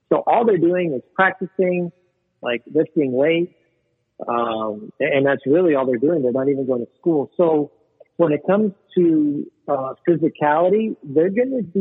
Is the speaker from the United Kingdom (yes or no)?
no; Venezuela; born there; Yeah, I was born in Venezuela.